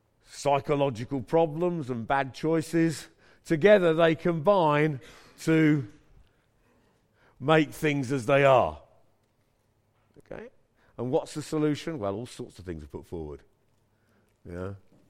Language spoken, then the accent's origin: English; Birmingham, West Midlands, United Kingdom; moved away; I was brought up here, all right? Yeah, I'm a Brummie. And so, I don't often come back to this wonderful multi-ethnic place, but I live in another wonderful multi-ethnic place now.